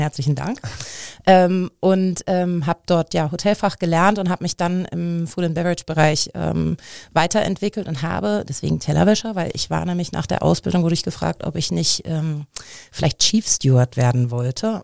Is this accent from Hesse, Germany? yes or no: yes; Frankfurt, Hesse, Germany; moved away as an adult; also born or lived in Munich; now in Cologne, Germany; ich bin eigentlich gebürtige Frankfurterin, bin vor zweieinhalb Jahren äh, knapp nach Köln gekommen